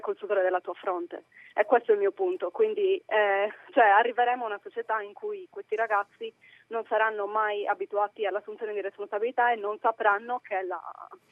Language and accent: Italian; Sardinia, Italy; now in United Kingdom; chiamo dal Regno Unito, però sono sarda.